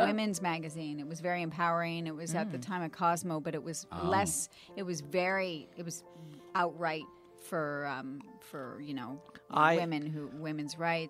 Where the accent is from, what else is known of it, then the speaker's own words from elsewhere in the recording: Canada; I'm Canadian.